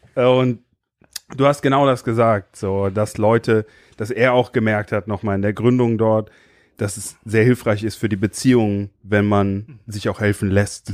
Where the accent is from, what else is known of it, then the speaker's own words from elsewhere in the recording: Limburg an der Lahn, Hesse, Germany; Ich bin in Limburg geboren.